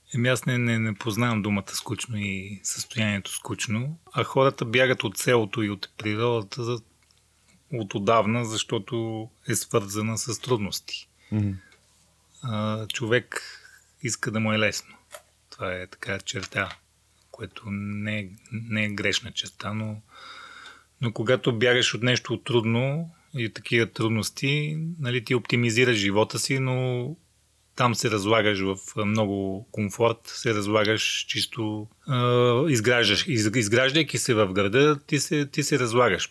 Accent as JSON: {"language": "Bulgarian", "region": "Rhodope Mountains", "country": "Bulgaria", "tie": "born or raised there", "also_born_or_lived": "Mongolia", "said": "в детските години израснах в родопите в България"}